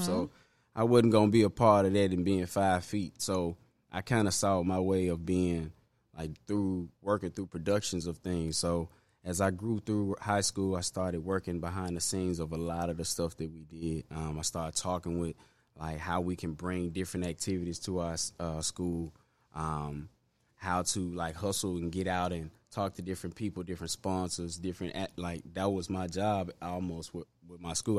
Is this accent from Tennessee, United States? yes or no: yes; Memphis, Tennessee, United States; also born or lived in Binghamton, Memphis / Hyde Park, Memphis; Raleigh, primarily, um, I grew up in Raleigh mostly.